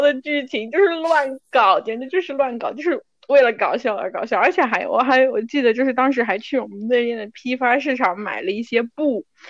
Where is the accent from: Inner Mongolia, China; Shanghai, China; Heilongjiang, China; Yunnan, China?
Yunnan, China; Kunming; accent: Kunming dialect; 我们昆明话